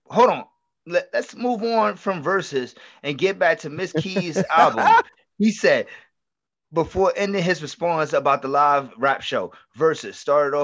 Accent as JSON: {"language": "English", "town": "New York City", "region": "New York", "country": "United States", "said": "I'm from the Bronx"}